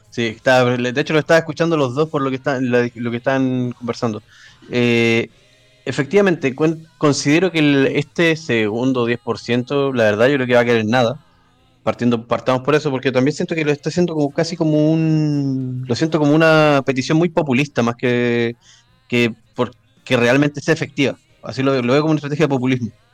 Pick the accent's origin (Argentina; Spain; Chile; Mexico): Chile; como buen chileno que soy